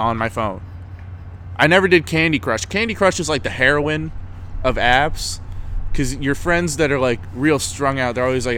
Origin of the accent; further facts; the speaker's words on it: Florida, United States; I'm from Florida.